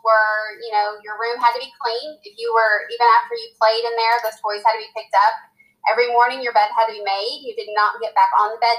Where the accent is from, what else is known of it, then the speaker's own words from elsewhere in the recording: Clovis, New Mexico, United States; born there; also born or lived in California; So we moved, I was born in Clovis, New Mexico. Then we moved to California. We were there for 3 years and actually lived on a military base